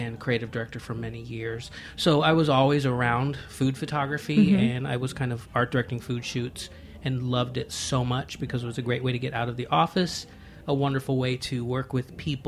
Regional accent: Galveston, Texas, United States; now in Los Angeles, United States; I grew up in Galveston, Texas

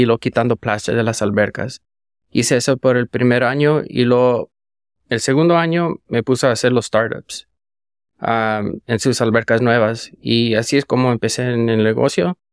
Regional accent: Indio, California, United States; moved away as an adult; now in San Jose, United States; yo soy de, de Indio, donde vas a ir más semana que entra. Ajá. Ahí es donde nací

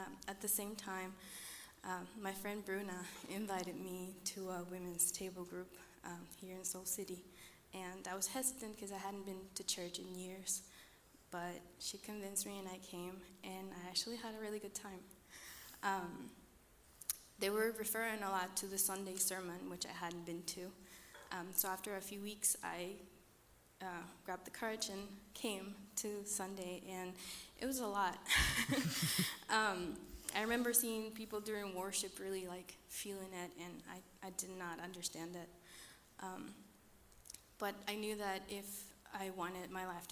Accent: Costa Rica; moved away; I'm from Costa Rica.

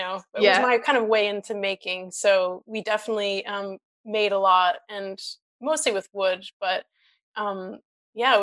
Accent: United States; moved away as an adult; also born or lived in Brazil / East Timor / Portugal / Mozambique; now in United Kingdom; growing up in the States

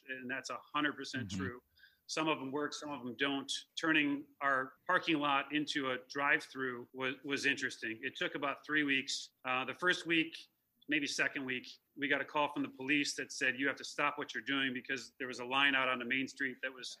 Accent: Chicago, Illinois, United States; how do I shake the kind of perception that I'm this guy from Chicago that you know, moved up here to start this thing. I'm not the guy from Chicago. I'm the guy that lives here.

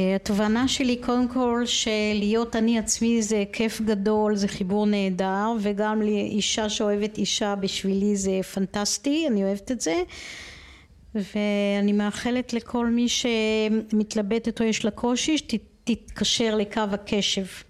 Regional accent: Israel; אני גדלתי בסביבה בקיבוץ

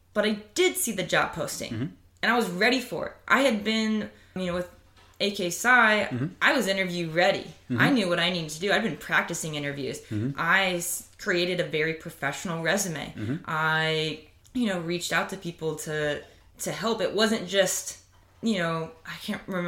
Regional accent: Southern Indiana, United States; I grew up in Southern Indiana

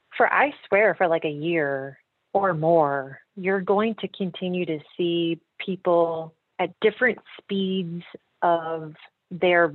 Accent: the South, United States; growing up in the South

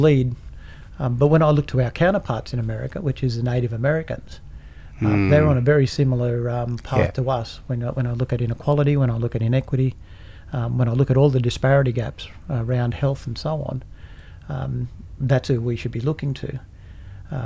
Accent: Brewarrina, New South Wales, Australia; I go back to my hometown

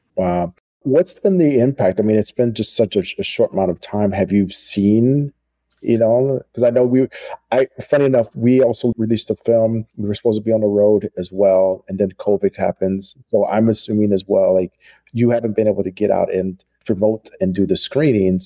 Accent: United States; a Black American

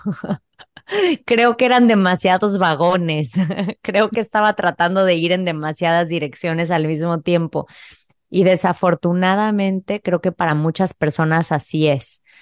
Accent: Playa del Carmen, Quintana Roo, Mexico; moved away as an adult; also born or lived in Mexico City; yo crecí en Playa del Carmen, que en ese entonces era un pueblo bastante pequeño

